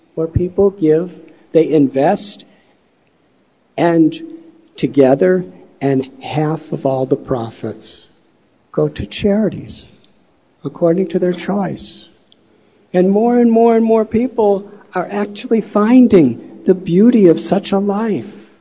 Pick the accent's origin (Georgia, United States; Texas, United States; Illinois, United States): Illinois, United States; Chicago; moved away; I'm from Chicago